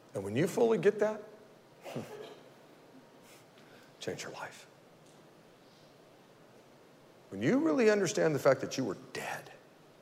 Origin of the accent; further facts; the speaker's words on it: Modesto, California, United States; I grew up right here in Modesto, went to Fremont Elementary School